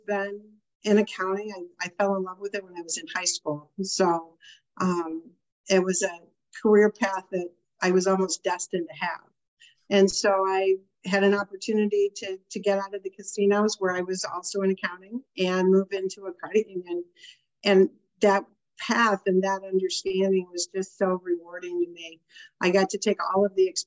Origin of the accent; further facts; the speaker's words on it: Westland, Michigan, United States; moved away as an adult; also born or lived in Illinois / Florida / Dearborn Heights / Farmington Hills; I grew up in Westland, and the farthest I got away from Westland when I was living in Michigan was Farmington Hills